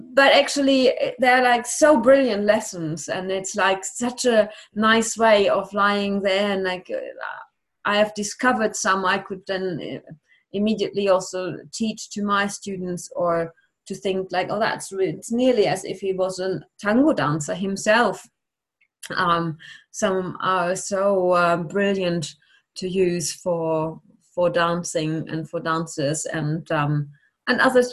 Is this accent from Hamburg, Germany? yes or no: no; Bochum, North Rhine-Westphalia, Germany; English is a second language; also born or lived in Cologne / Essen / Bonn; I'm born in Cologne but I grew up in Bochum, where I did uh, school, finished school